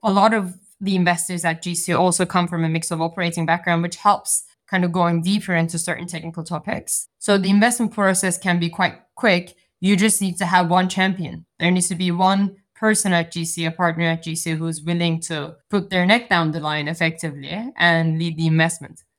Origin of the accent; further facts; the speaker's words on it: Turkey; moved away; I'm, I'm originally from Turkey